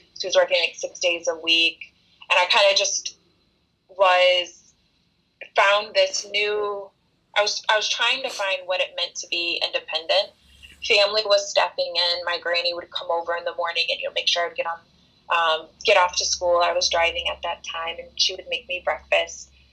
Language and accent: English; Rockford, Illinois, United States; I was born and raised in a town called Rockford, Illinois